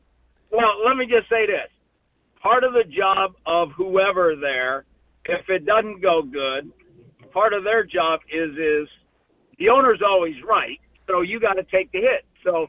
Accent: Albert Lea, Minnesota, United States; born or raised there; moved away; also born or lived in Great Falls, Virginia

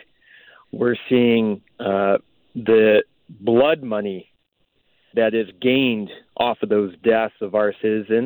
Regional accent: Port Coquitlam, British Columbia, Canada; growing up in Port Coquitlam, raised by a single mom

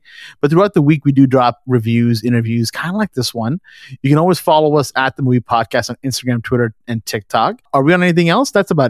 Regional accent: Canada; we're Canadian.

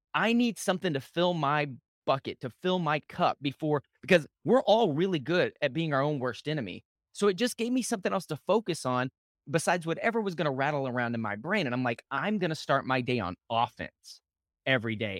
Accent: Lubbock, Texas, United States; I grew up in West Texas, in Lubbock, Texas

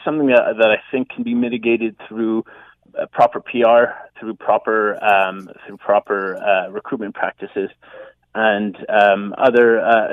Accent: Canada; we Canadians

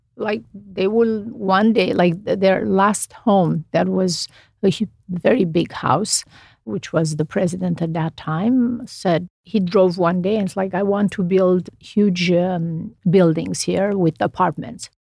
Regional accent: Romania; English is a second language; moved away as an adult; now in United States; I grew up in Romania.

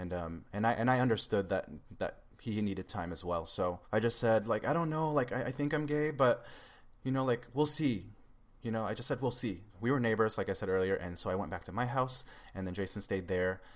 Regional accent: Seattle, Washington, United States; also born or lived in Los Angeles area; now in Los Angeles, United States; I'm originally from Seattle, Washington, but now I'm down near the Los Angeles area

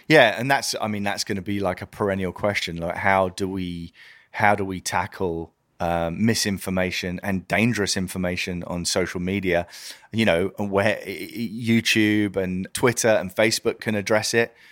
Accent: United Kingdom; I'm British

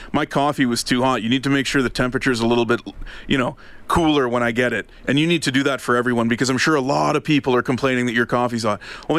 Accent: Ottawa, Ontario, Canada; moved away; mine back home, the one I went to for 20 plus years growing up in Ottawa

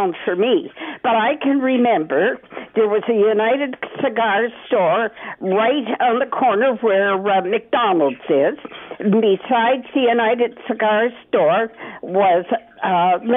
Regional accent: London, Ontario, Canada; grew up, went to school in London

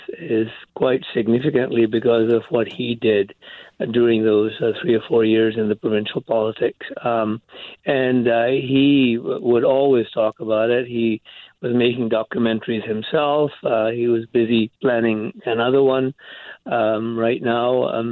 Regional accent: India; moved away as an adult; also born or lived in England; He came from Scotland. I came from India via England around the same time.

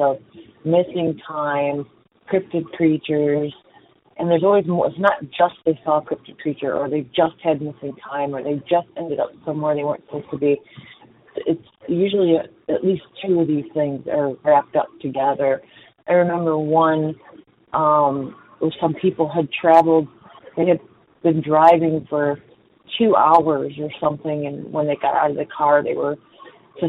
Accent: Florida, United States; I'm from Florida.

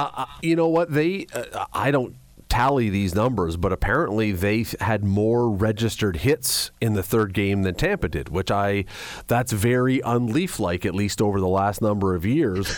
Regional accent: Canada; we're Canadian and most of us have skated

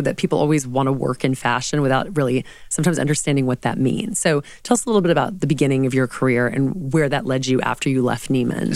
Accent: the South, United States; now in New York City, United States; growing up in the South as a woman

